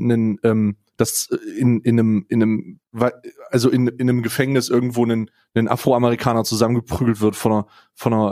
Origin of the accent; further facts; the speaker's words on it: East Germany, Germany; born there; als gebürtiger Ostdeutscher habe ja immer, habe ja immer ein bisschen Angst